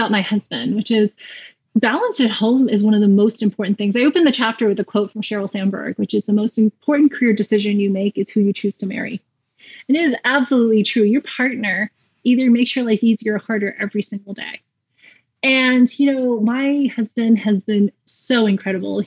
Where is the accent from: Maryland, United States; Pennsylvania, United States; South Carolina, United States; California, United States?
South Carolina, United States; moved away as an adult; also born or lived in Raleigh, North Carolina; I grew up in South Carolina, and about 5 hours away, I went to Duke